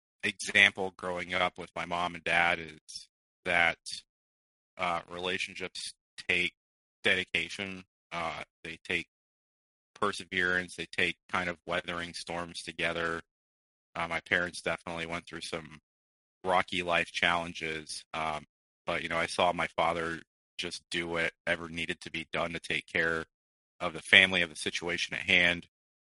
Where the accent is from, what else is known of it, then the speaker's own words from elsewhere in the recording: Midwest, United States; born there; I was born in the Midwest. My family travels quite a bit because of my father's occupation, and so we had actually moved outside of the country for a couple of years.